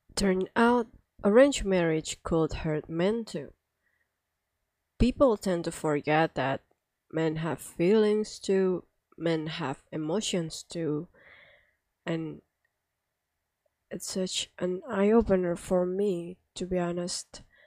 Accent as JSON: {"language": "English", "country": "Indonesia", "second_language": "English", "said": "I'm from Indonesia"}